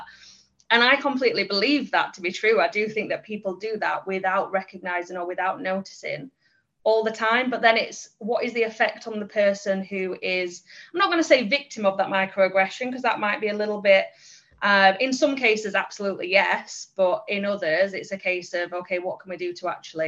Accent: England, United Kingdom; I'm English.

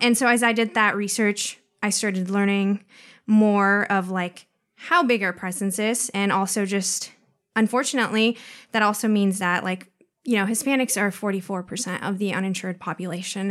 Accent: Pacific Northwest, United States; also born or lived in Mexico; I was basically born and raised in the Pacific Northwest

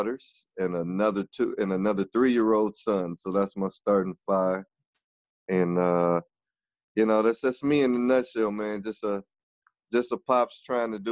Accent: South Bend, Indiana, United States; moved away as an adult; also born or lived in Eau Claire, Wisconsin / Atlanta, Georgia; But I was raised in South Bend, Indiana, my whole life

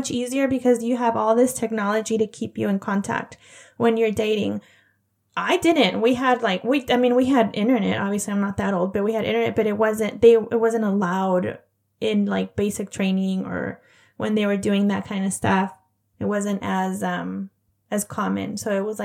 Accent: Central Valley, Northern California, United States; moved away; also born or lived in Montana; I'm from Northern California. I say Northern, but really it's like the Central Valley. I'm from near San Francisco

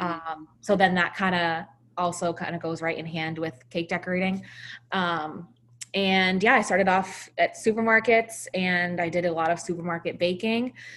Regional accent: Salem, New Hampshire, United States; my hometown of Salem, New Hampshire

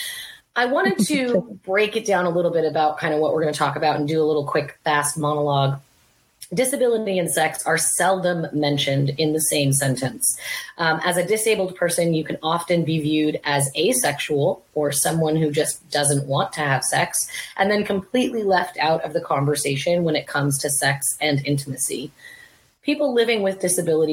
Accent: Provo, Utah, United States; I was born in Provo, Utah

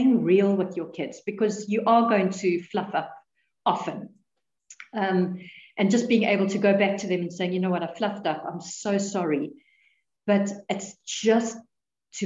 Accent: South Africa; we're South African

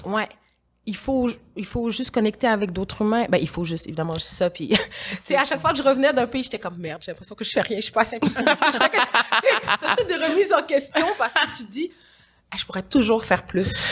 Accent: Quebec, Canada; also born or lived in Senegal; en tant que Québécoise d'origine sénégalaise qui vit ici, qui vit en Occident

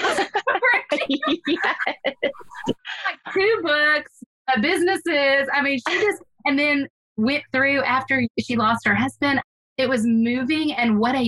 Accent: Houston, Texas, United States; I grew up in Houston

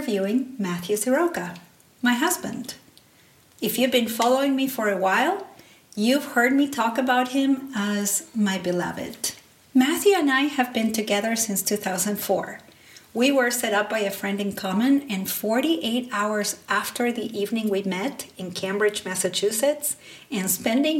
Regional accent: Salta, Argentina; first language Spanish; English is a second language; moved away as an adult; now in United States; I grew up in the north of Argentina in a small city called Salta.

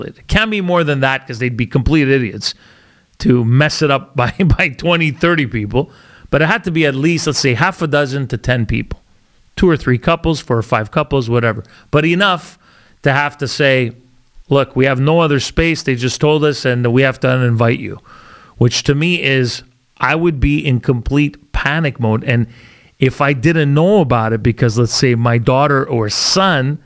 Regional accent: Canada; I'm Canadian too, but I have some culture in me

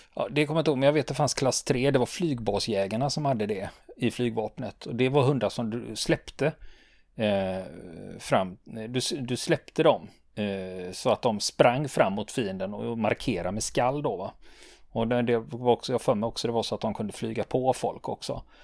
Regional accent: Sweden; vi svenskar

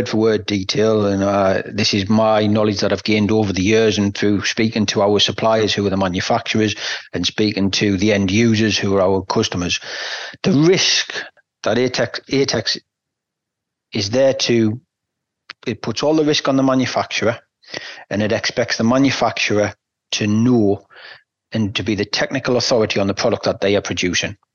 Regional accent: England, United Kingdom; I sit here as an English person

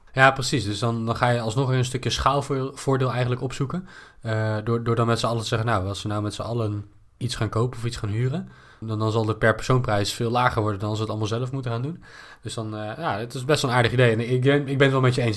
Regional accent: Netherlands; als Nederlander met een goed inkomen

